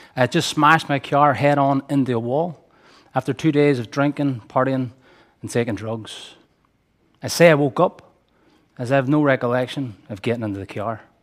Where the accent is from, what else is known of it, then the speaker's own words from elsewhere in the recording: Derry, Northern Ireland, United Kingdom; I grew up here in Derry, in Gaeilge, in one of the most economically deprived areas of the city